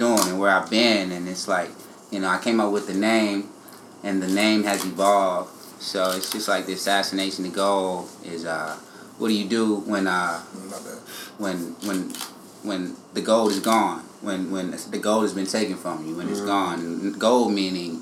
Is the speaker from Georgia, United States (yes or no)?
no; Cincinnati, Ohio, United States; I'm from Cincinnati, man. Cincinnati, Ohio.